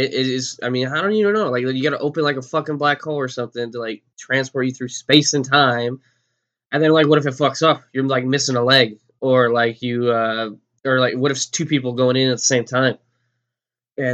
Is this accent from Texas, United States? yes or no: yes; Texas, United States; I'm from Texas, and I don't think I have an accent.